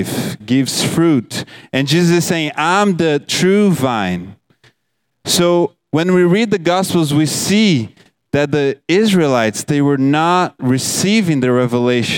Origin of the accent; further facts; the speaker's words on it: Brazil; moved away; I'm from Brazil